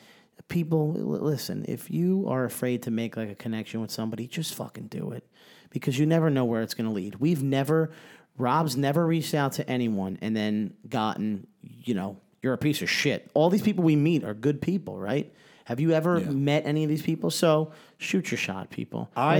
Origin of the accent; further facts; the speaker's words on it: New Jersey, United States; Hackensack, from New Brunswick, right? New Jersey, you know, by Rutgers.